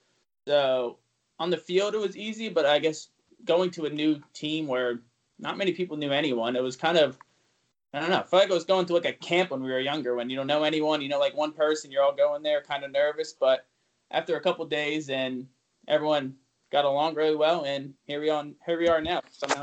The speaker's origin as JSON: {"language": "English", "region": "New Jersey", "country": "United States", "moved": "yes", "lives_now": "Omaha, United States", "said": "I'm from South Jersey."}